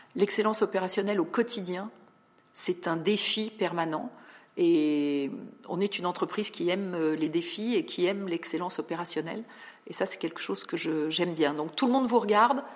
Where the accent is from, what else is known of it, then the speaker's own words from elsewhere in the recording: Paris suburbs, Île-de-France, France; also born or lived in Val-de-Marne / Rosny-sous-Bois / Montreuil / Versailles; je suis banlieusarde. Euh, je fais partie de ces personnes qui ont navigué en région parisienne. Je suis née dans le 94